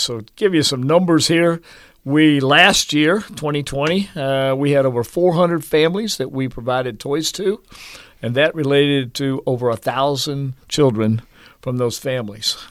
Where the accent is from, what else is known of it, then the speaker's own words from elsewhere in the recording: Marietta, Georgia, United States; moved away as an adult; also born or lived in Hawaii; now in Manhattan, Kansas, United States; My dad worked for Lockheed in, uh, in Marietta, Georgia, outside of Atlanta